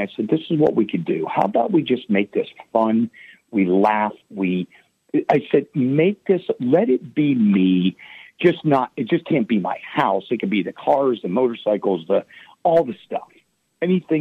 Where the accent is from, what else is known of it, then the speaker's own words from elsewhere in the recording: Pittsburgh, Pennsylvania, United States; I'm from Pittsburgh